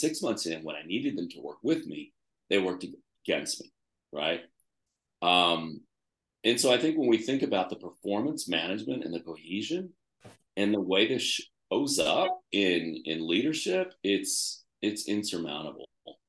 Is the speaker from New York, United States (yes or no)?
yes; New York, United States; Why do I need to spend my time and money, especially as a New Yorker, building that, okay?